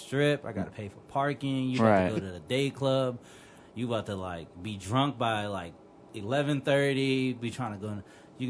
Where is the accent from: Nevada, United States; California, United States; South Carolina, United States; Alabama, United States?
Nevada, United States; Las Vegas; born or raised there; moved away as an adult